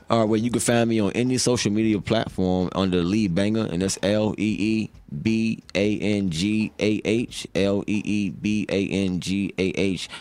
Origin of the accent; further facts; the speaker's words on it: Charlottesville, Virginia, United States; growing up in Charlottesville